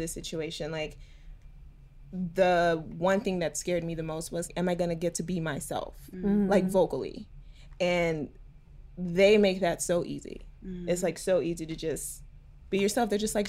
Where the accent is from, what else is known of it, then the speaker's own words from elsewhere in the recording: Wharton, Texas, United States; moved away; So I'm from Wharton, Texas, which is like 60 miles south of Houston, Texas.